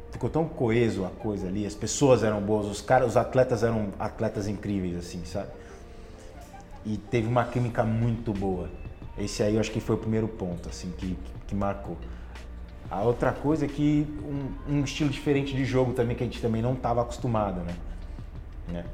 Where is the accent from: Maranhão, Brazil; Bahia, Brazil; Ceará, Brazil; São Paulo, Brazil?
São Paulo, Brazil; Bauru; Eu sou de Bauru, fui criado ali